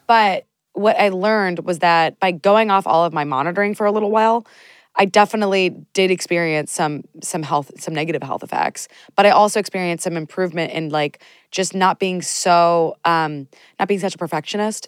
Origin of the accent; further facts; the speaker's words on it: United States; I'm from the United States